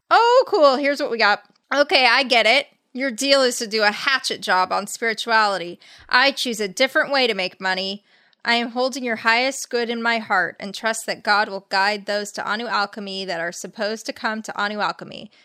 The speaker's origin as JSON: {"language": "English", "town": "La Crescenta", "region": "California", "country": "United States", "tie": "born or raised there"}